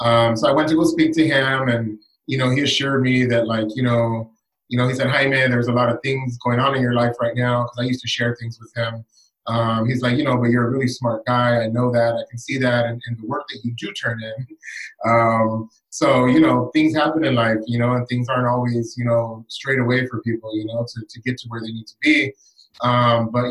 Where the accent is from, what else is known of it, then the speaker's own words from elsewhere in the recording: Los Angeles, California, United States; I was born and raised in Southeast Los Angeles